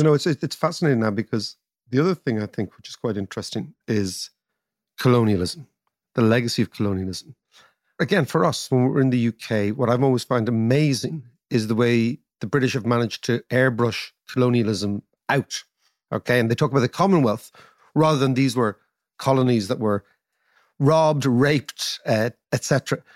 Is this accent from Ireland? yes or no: yes; Ireland; being Irish